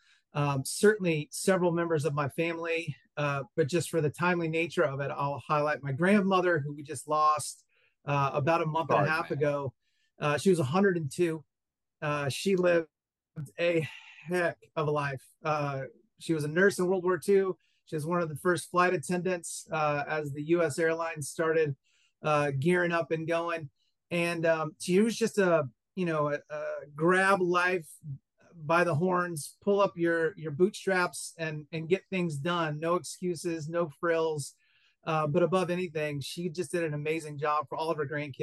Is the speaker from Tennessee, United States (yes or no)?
yes; East Tennessee, United States; also born or lived in Greenville, South Carolina; I grew up in East Tennessee, so not too far from where you are now